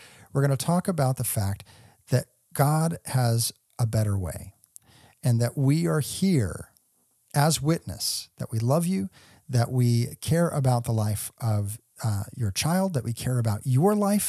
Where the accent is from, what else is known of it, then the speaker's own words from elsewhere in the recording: Texas, United States; because I grew up in the pro-life movement. You know, growing up in the Dallas-Fort Worth area, we participated in the Life Chain.